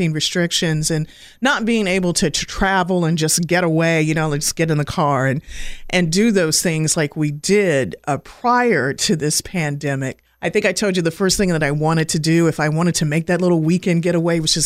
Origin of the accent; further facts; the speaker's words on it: Winston-Salem, North Carolina, United States; also born or lived in Washington, D.C.; I've been calling it home for, since the early 80s. So I'm a person that moved here from D.C. Well, at least my mom was pregnant with me at the time